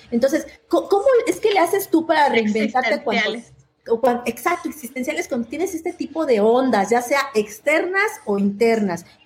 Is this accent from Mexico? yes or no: yes; Mexico; now in Chile; los mexicanos. ¡Ay, qué onda! Y que nosotros abrazamos